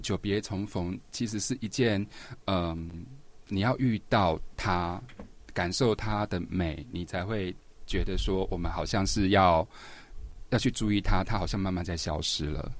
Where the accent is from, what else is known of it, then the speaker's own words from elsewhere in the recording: Banqiao, New Taipei, Taiwan; 我以前的时候住在板桥靠河岸的地方，有个地方嗯。叫江子翠